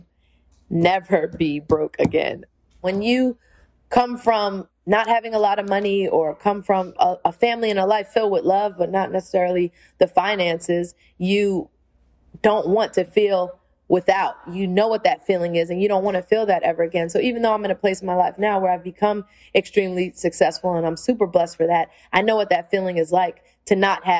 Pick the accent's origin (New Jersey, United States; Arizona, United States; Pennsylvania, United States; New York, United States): New York, United States; New York City; the skills I've learned from just being a New Yorker and learning how to function in New York has taken me all over the world.